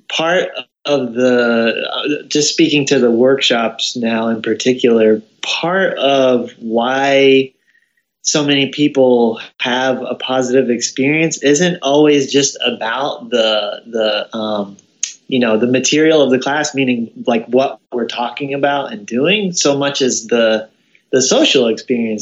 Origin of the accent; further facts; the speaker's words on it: New Jersey, United States; also born or lived in Missouri; now in Kentucky, United States; I'm originally from New Jersey